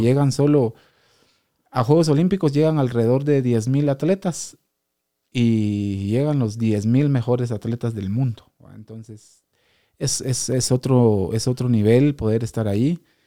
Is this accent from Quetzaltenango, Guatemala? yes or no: yes; Quetzaltenango, Guatemala; como guatemalteco, pues ha sido siempre un orgullo y, un placer poder representar a, Guatemala, a, Quetzaltenango